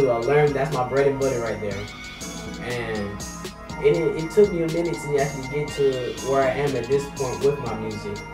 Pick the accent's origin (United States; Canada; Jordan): United States; Florida; I am from Florida